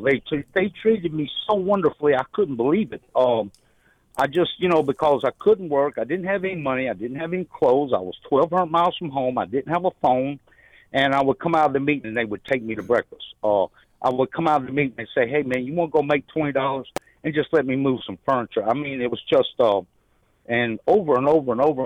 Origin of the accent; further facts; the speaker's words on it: Shreveport, Louisiana, United States; moved away as an adult; now in Naples, United States; I'm from Shreveport